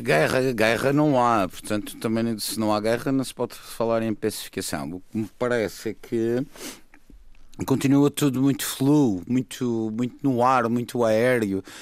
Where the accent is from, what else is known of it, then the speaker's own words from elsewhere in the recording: Madeira, Portugal; Como madeirense, como cidadão eleitor